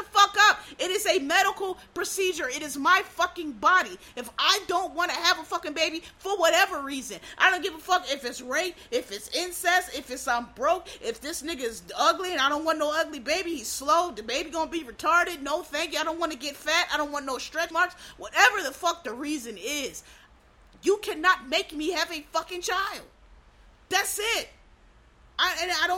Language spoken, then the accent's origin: English; Philadelphia, Pennsylvania, United States; I'm from Pennsylvania, which is a blue state. I know it goes red sometime, but it's I'm from Philadelphia